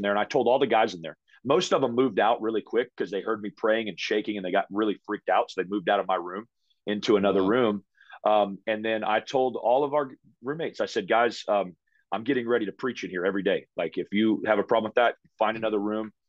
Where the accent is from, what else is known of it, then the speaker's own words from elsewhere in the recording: United States; now in Canada; I'm an American.